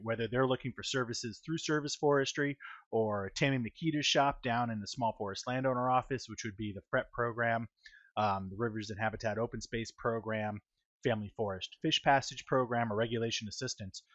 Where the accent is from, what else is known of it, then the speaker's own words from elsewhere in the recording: Manchester, New Hampshire, United States; was born and raised in Manchester, New Hampshire, about fifty miles north of Boston